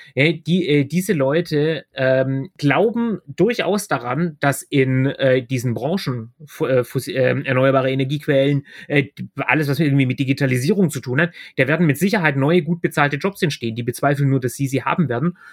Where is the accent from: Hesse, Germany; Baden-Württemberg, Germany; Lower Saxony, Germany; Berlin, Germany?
Baden-Württemberg, Germany; Ich komme aus Baden-Württemberg, da werden wir grün regiert